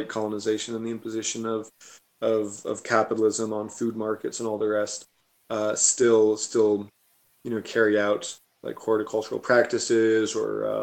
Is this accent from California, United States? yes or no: no; Virginia, United States; moved away as an adult; also born or lived in Barcelona, Spain; now in Catalonia, Spain; where I grew up in Virginia